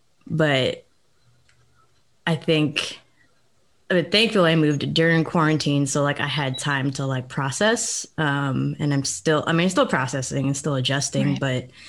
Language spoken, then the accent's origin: English; Atlanta, Georgia, United States; moved away as an adult; also born or lived in Texas; I'm from Atlanta, but I lived in Texas for a while.